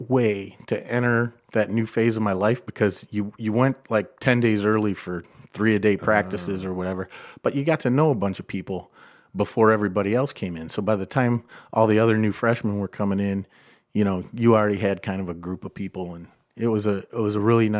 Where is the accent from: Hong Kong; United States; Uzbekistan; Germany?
United States; Perrysburg, Ohio; I grew up in Perrysburg.